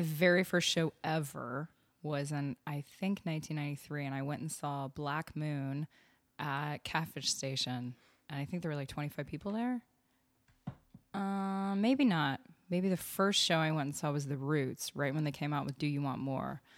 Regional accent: Austin, Texas, United States; also born or lived in Vermont; I'm from, uh, Austin, born and raised.

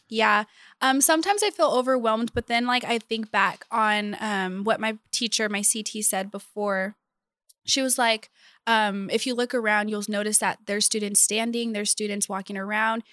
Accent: Bakersfield, California, United States; I'm from Bakersfield, California.

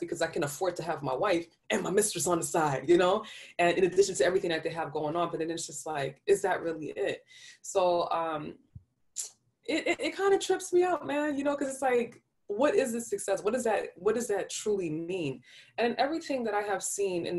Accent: New York, United States; I'm from New York. I talk really fast

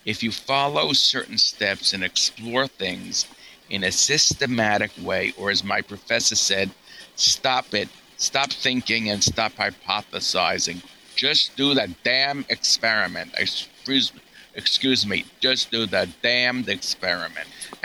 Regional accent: New York, United States; I'm a New Yorker.

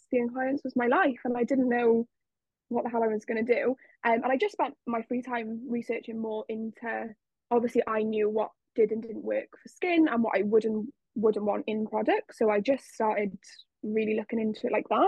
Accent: South Wales, United Kingdom; I am from South Wales

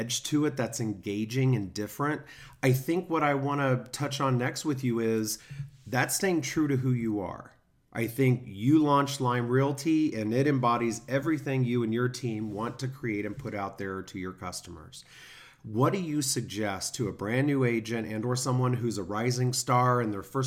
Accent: Kansas City, United States; moved away; I'm from Kansas City, so very similar area, very similar community

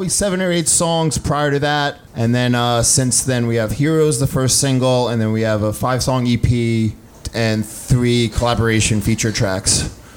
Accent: East Coast, United States; Kind of, you know, we grew up on the East Coast, so

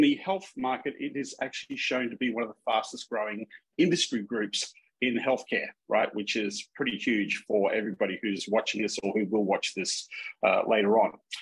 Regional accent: Minnesota, United States; accent: Minnesota; excuse my Minnesota accent

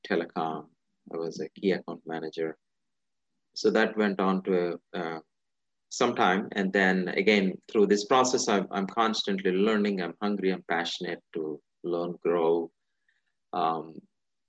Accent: India; moved away; I'm originally from India. I was born and raised in India. A majority of my childhood was in India.

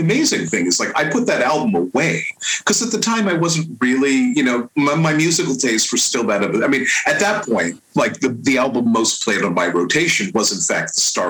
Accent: San Francisco, California, United States; now in East Bay, United States; I was born and raised in San Francisco.

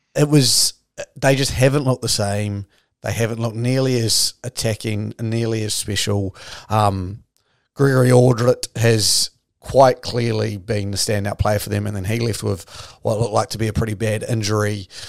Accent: New Zealand; I'm your Kiwi half of this podcast

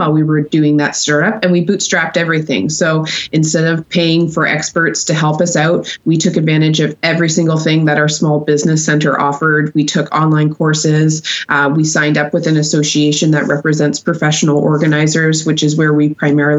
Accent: Canada; also born or lived in New Zealand; I'm from Canada

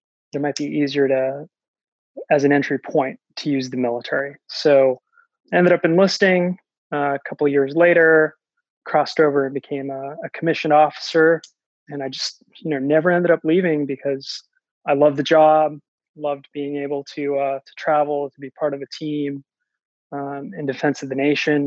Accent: New Bedford, Massachusetts, United States; also born or lived in Terceira, Azores, Portugal; I was came from Portugal, from Terceira, the Azores, when I was a year old, raised in New Bedford

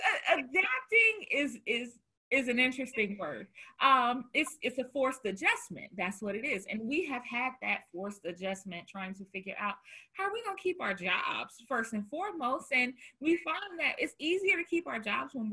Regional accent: the South, United States; now in Chicago, United States; I'm from the South.

